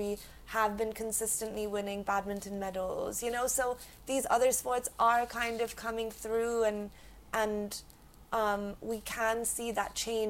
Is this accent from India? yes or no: yes; India